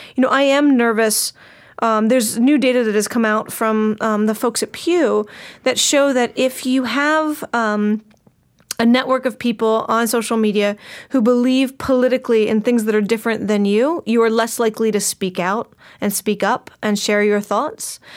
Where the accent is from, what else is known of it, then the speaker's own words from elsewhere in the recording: United States; as an American